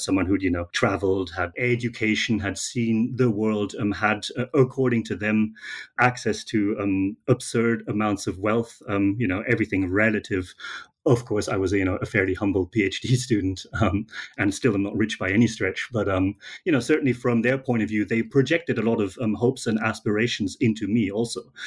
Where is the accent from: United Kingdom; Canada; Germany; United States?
Germany; moved away; I'm from Germany originally